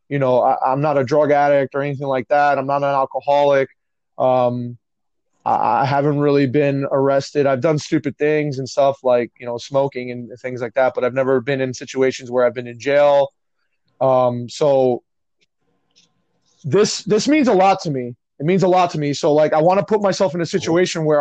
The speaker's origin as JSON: {"language": "English", "town": "Union City", "region": "New Jersey", "country": "United States", "tie": "born or raised there", "also_born_or_lived": "Secaucus, New Jersey", "said": "I grew up in Union City, New Jersey"}